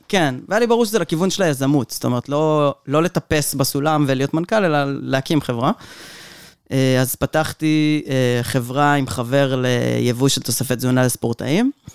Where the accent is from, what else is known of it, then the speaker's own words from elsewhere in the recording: Omer, Southern District, Israel; also born or lived in Kibbutz Lahav; בגיל שנתיים כבר ההורים שלי עברו לעומר, ואת רוב הילדות שלי העברתי בעומר